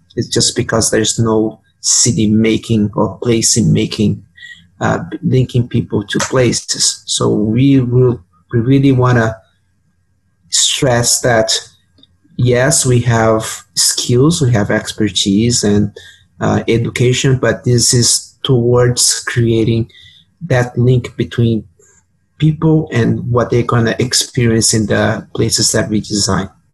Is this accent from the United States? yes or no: no; São Paulo, Brazil; moved away as an adult; now in Edmonton, Canada; I was working as a planner uh, in Brazil because I'm from Sao Paulo.